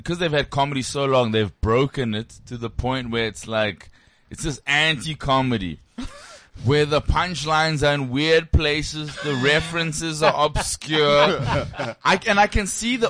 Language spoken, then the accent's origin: English; Johannesburg, Gauteng, South Africa; I'm from Joburg.